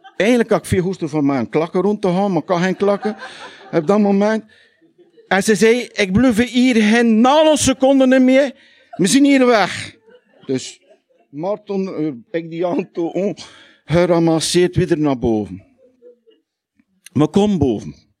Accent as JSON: {"language": "Dutch", "town": "Lichtervelde", "region": "Flanders", "country": "Belgium", "accent": "West Flemish (Lichtervelde)", "moved": "yes", "lives_now": "Hoegaarden, Belgium", "said": "het is in het puur West-Vlaams, in het lichterveld. Ja? Want er zijn vele soorten West-Vlaams. En ik doe dat omdat ik in Brabant woon"}